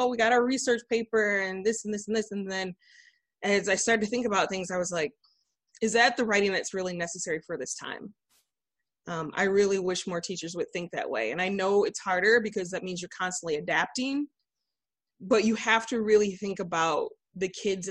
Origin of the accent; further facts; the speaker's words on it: Flint, Michigan, United States; I am from Flint, Michigan. I'm a resident there. I teach at Carmen Ainsworth High School, which is located outside of the city, but we are a school of choice. So we have a number of students who live within the city of Flint. That's my alma mater